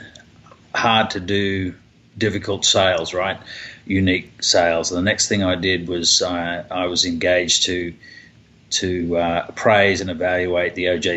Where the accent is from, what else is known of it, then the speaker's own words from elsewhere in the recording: Papua New Guinea; also born or lived in Australia / New Zealand / Kentucky / Southern California; now in Dallas, United States; I was raised in Papua New Guinea, went to school there